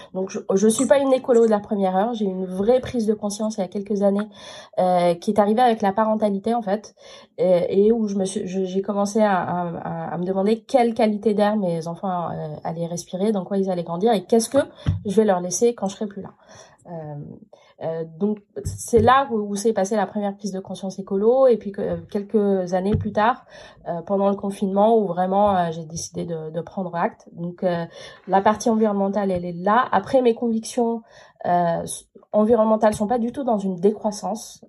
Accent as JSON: {"language": "French", "country": "France", "said": "m'a dit d'où vous venez. Je dis de France"}